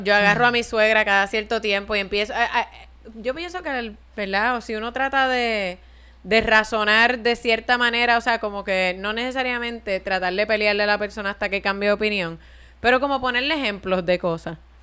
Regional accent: Puerto Rico; tener que ordenar en inglés en mi fucking país

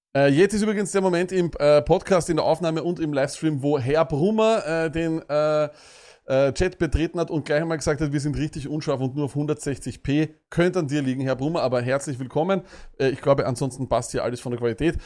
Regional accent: Vienna, Austria; bei uns in Wien

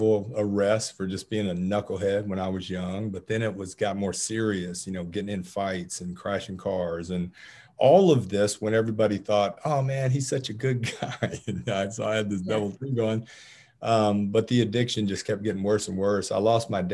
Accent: Marietta, Georgia, United States; I grew up in Cobb County, a Marietta native, and I've been in and around Atlanta my whole life

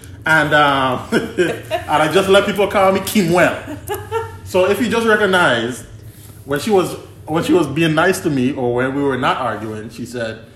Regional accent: U.S. Virgin Islands; I grew up in St. Croix, born and raised.

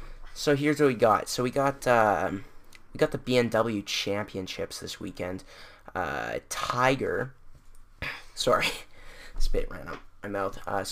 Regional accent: Canada; we're from Canada, up in our homeland.

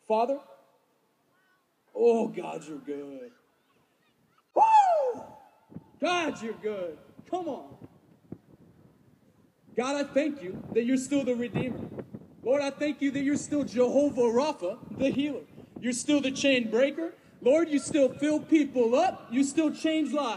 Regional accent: California, United States; moved away; I'm from a foreign land called California. So it's got nice beaches, and that's about it. But I am from California

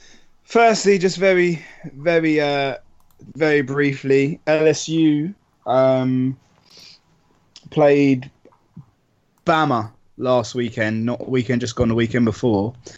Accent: United Kingdom; as British people

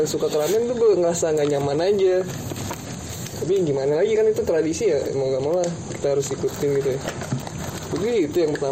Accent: Blora, Central Java, Indonesia; orang Jawa kan ya gue kan dari Blora cepu

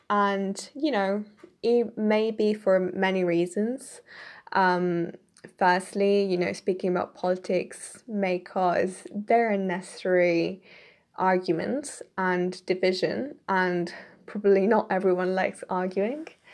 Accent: Italy; moved away as an adult; now in United Kingdom; I'm originally from Italy, but I'm currently living in the K, U K right now.

